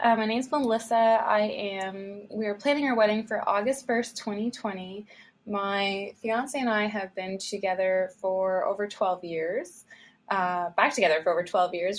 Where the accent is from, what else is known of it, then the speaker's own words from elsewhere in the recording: Ontario, Canada; We are from Ontario, Canada, close to Toronto, but not in Toronto